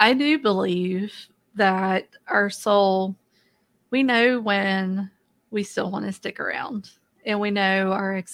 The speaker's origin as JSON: {"language": "English", "region": "the South", "country": "United States", "tie": "born or raised there", "said": "I was raised in the South in the United States"}